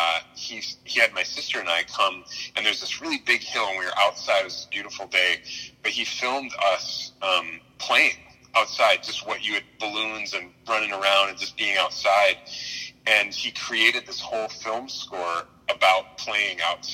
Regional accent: Appleton, Wisconsin, United States; I grew up in Wisconsin in a town called Appleton

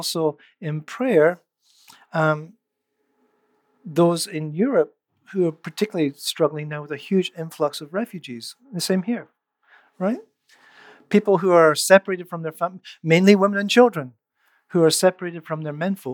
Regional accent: Scotland, United Kingdom; moved away as an adult; also born or lived in Netherlands; now in Canada; I grew up in Scotland. I became a believer when I was 17. I moved to the Netherlands when I was 21, but it wasn't until I moved to Canada at the age of 26

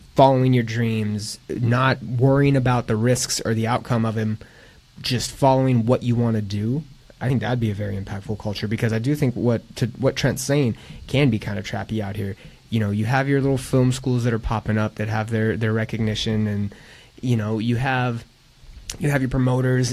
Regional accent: Palm Springs, California, United States; I'm from Palm Springs.

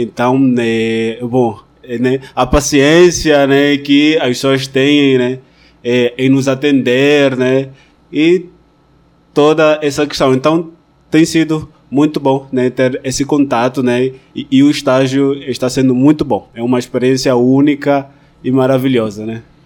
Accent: Malanje, Angola; moved away as an adult; also born or lived in Rodeio, Santa Catarina, Brazil; now in Petrópolis, Brazil; sou angolano é, e nasci na província de Malange.

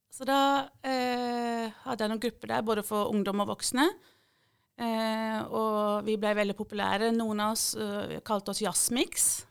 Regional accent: Eastern Norway, Norway; now in Mandal, Norway; Jeg har jo bodd her lenger enn jeg har bodd på Østlandet

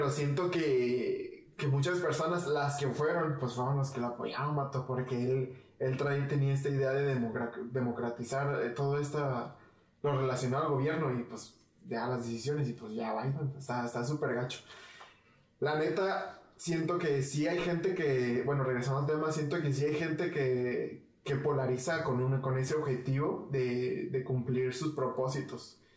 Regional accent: Mexico; Me interesa más mantener, mantener una unión eh, como mexicanos.

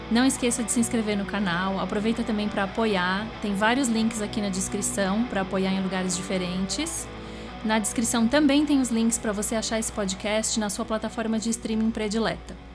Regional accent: Porto Alegre, Rio Grande do Sul, Brazil; eu sou de Porto Alegre, no Rio Grande do Sul

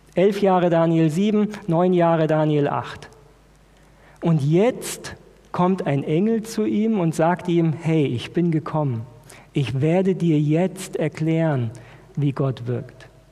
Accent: Germany; wir als Deutsche

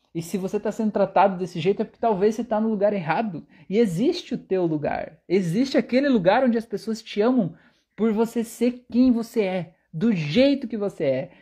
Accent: Brazil; eu sou brasileiro e falo do jeito que eu quiser

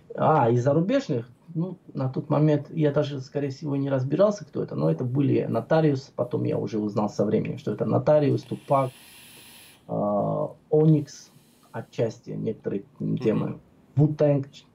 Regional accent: Tbilisi, Georgia; moved away as an adult; now in Moscow, Russia; Я родился в Тбилиси, в моем любимом, одном из любимых городе, в городе Тбилиси, столице Грузии.

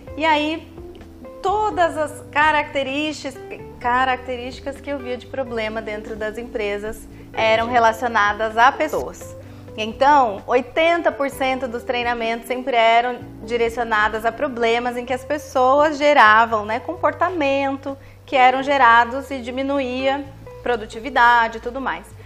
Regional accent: Taubaté, São Paulo, Brazil; accent: caipira R (puxa R); moved away as an adult; now in Santos, Brazil; eu moro aqui há seis anos, mas sou de Taubaté, interior de São Paulo.

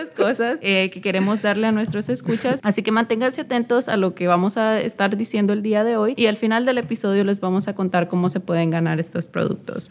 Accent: Nicaragua; yo soy de Nicaragua

